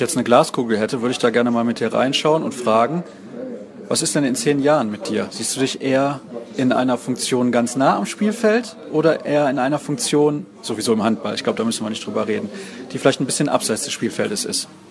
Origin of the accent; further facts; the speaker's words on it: Solingen, North Rhine-Westphalia, Germany; ich komme aus Solingen